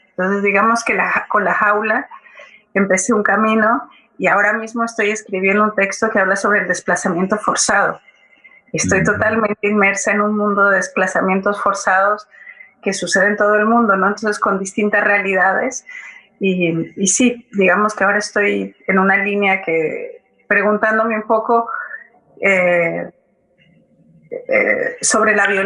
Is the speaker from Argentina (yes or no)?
no; Mexico; soy mexicana y, y, ver todos los ver esta situación me, me parece mm, me, me da mucha impotencia